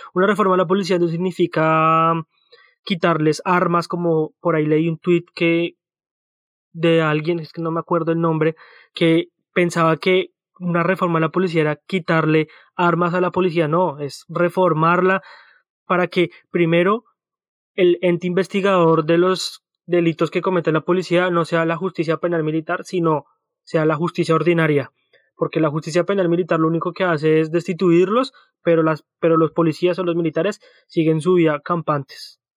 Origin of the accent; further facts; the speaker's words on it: Colombia; moved away; also born or lived in Australia; cuando yo vivía en Colombia